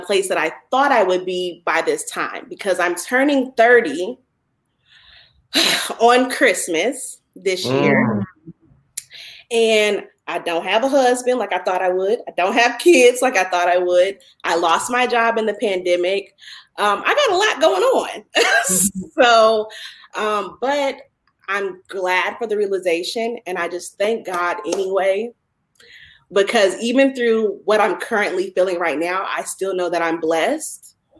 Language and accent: English; Indianapolis, Indiana, United States; now in Atlanta, United States; I'm playing from Atlanta, Georgia, but I'm from Indianapolis, Indiana.